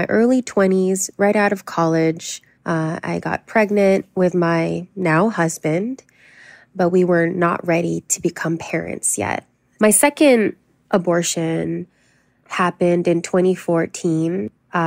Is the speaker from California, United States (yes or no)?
yes; Los Angeles, California, United States; I was born and raised in Los Angeles to an immigrant Filipino family